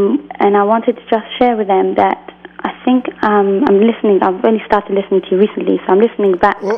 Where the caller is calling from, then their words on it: England, United Kingdom; I'm calling from England.